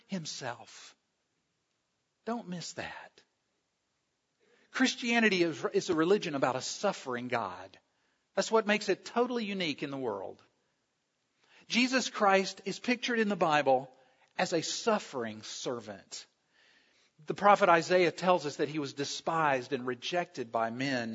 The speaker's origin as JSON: {"language": "English", "region": "South Carolina", "country": "United States", "tie": "born or raised there", "said": "I grew up in South Carolina"}